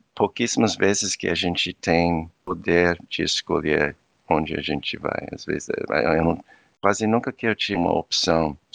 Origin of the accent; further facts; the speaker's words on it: Virginia Beach, Virginia, United States; Portuguese is a second language; moved away as an adult; also born or lived in Huntsville, Alabama / Brazil / Portugal / Cape Verde; now in Denmark; eu nasci nos Estados Unidos, eu nasci num lugar meu, é uma cidade praia, é, no, no, estado de Virgínia